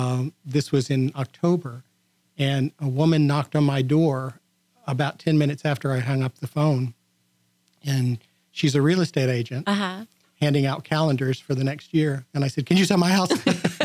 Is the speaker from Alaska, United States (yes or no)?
no; Houston, Texas, United States; moved away as an adult; also born or lived in San Diego; I grew up in Southeast Houston spent some time abroad as an exchange student in Mexico and in Spain